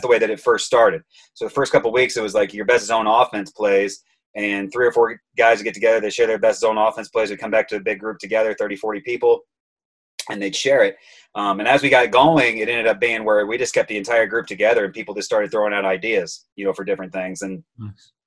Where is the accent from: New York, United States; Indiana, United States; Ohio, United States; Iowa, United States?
Indiana, United States; Auburn; also born or lived in Texas; now in Chicago, United States; I grew up in Auburn, Indiana.